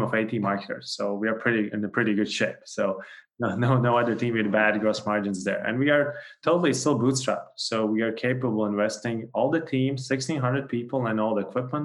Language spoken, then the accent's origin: English; Latvia; I'm from Latvia, and then also co-founders are both from Latvia.